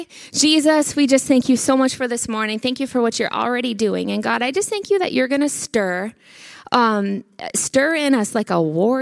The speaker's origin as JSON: {"language": "English", "country": "United States", "moved": "as an adult", "lives_now": "Canada", "said": "I'm American. I moved here"}